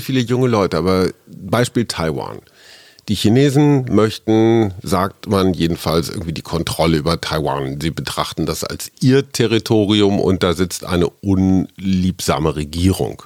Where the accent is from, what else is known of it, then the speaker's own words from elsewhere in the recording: Germany; als Deutscher